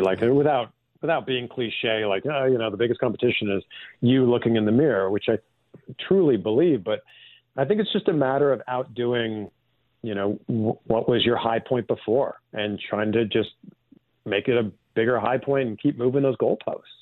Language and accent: English; just outside of Toronto, Ontario, Canada; I grew up in Canada. I grew up just outside of Toronto